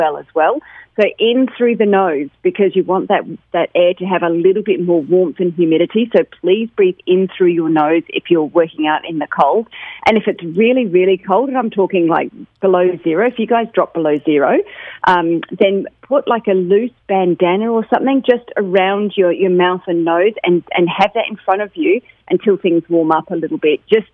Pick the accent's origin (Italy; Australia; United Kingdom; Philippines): United Kingdom; moved away; I'm British